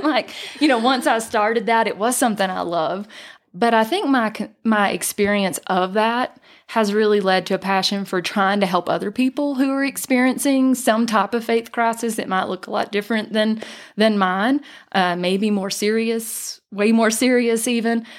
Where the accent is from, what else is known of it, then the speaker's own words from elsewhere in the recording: North Georgia, United States; now in Island Park, Idaho, United States; I was born and raised in North Georgia uh, in the foothills of the Appalachian Mountains